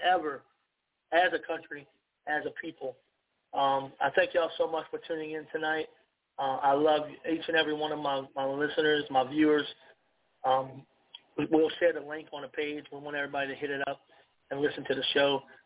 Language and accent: English; United States; I'm an American. I love my country.